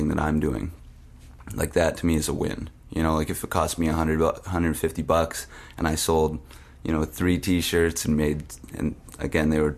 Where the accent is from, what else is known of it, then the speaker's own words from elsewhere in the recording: Winnipeg, Manitoba, Canada; I grew up in Transcona